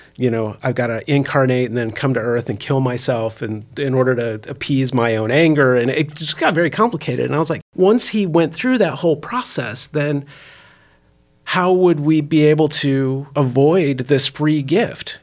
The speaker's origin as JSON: {"language": "English", "region": "Indiana", "country": "United States", "tie": "born or raised there", "said": "I grew up also in the Midwest, up in Indiana"}